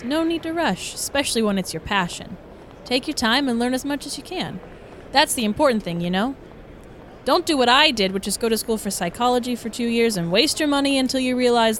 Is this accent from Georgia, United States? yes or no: yes; Atlanta, Georgia, United States; now in New York, United States; I don't know anyone there since I grew up in Atlanta